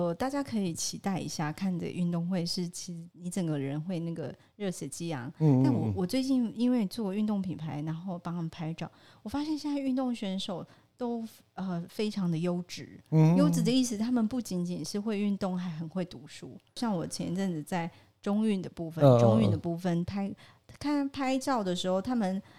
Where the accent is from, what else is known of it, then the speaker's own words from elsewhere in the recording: Taiwan; 我们是身为台湾人，